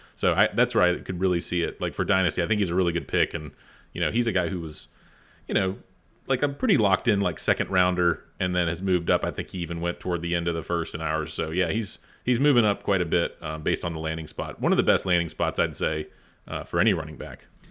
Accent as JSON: {"language": "English", "town": "Lynchburg", "region": "Virginia", "country": "United States", "moved": "yes", "said": "I'm from Lynchburg, that area"}